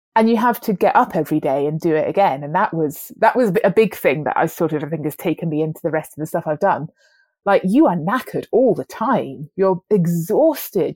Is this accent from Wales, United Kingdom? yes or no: yes; Wales, United Kingdom; moved away; also born or lived in London; I grew up in Wales